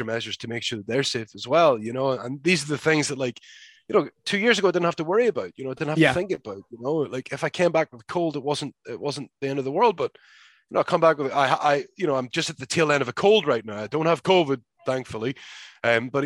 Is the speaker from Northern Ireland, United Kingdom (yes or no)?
yes; Belfast, Northern Ireland, United Kingdom; moved away as an adult; now in United States; I moved away from Ireland at 18 years old